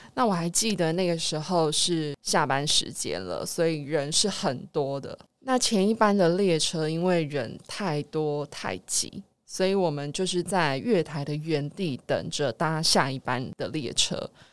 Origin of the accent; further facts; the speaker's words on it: Taiwan; 我们台湾人